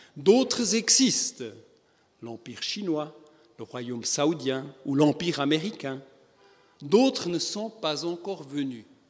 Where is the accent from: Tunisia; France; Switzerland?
Switzerland; comme on dit chez nous en Suisse